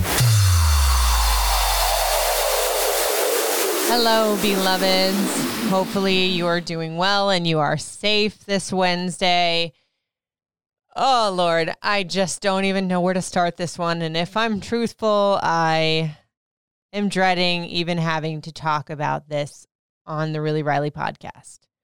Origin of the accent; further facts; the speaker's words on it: Puerto Rico; I am Puerto Rican